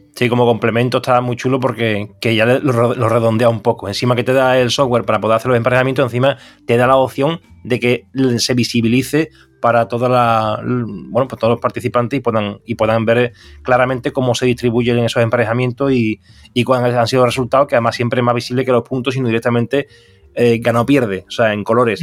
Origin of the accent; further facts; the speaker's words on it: Seville, Andalusia, Spain; nosotros que somos de Sevilla